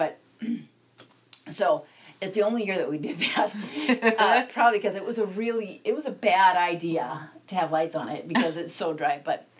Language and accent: English; South Dakota, United States; also born or lived in Black Hills, South Dakota; So I grew up in the plains of South Dakota, and I grew up equally in on one side of the state as I did on the other side of the state.